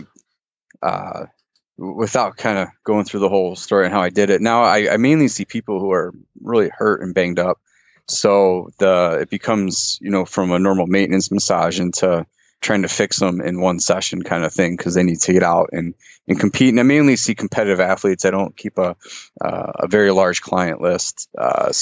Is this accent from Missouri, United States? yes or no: no; Detroit, Michigan, United States; also born or lived in Richmond, California; my family moved to Detroit when I was 5. My dad took a job with the auto industry. So you want a job in the auto industry, you come to Detroit. So we ended up, you know, hiking across the country here. And that's where I pretty much grew up